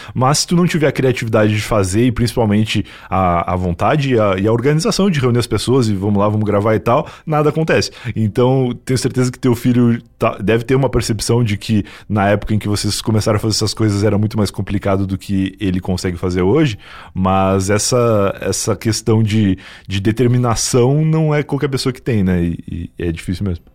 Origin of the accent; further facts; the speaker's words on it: interior of Rio Grande do Sul, Brazil; moved away; eu vim do interior do Rio Grande do Sul